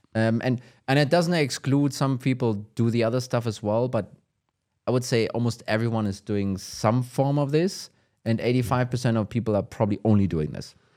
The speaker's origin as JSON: {"language": "English", "country": "Germany", "accent": "German", "second_language": "English", "said": "my German accent"}